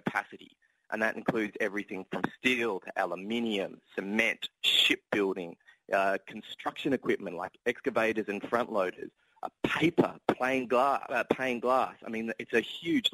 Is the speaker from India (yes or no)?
no; Australia; accent: Australian; I'm Australian, for example, if you can tell by my accent